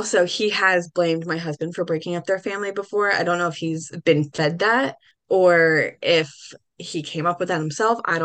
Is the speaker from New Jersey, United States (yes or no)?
yes; New Jersey, United States; I'm from New Jersey